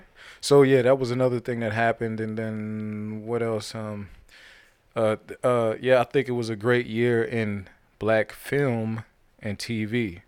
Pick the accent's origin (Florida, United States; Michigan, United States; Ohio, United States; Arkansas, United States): Ohio, United States; Now, I'm from Ohio, so I'm all for that. And LeBron is from the same area code as me, so I'm all about Ohio winning something